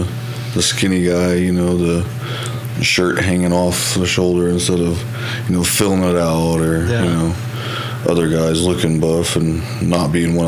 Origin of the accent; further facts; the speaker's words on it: Oklahoma City, Oklahoma, United States; also born or lived in Mustang, Oklahoma; Yeah, I'm from like the Oklahoma City area. I grew up here and moved out to Mustang in fifth grade.